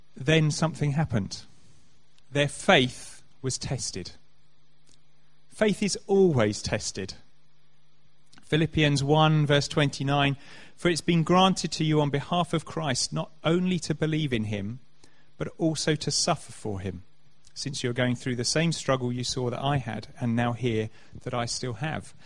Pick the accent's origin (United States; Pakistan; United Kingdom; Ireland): United Kingdom; Canterbury, South East England; I grew up in Canterbury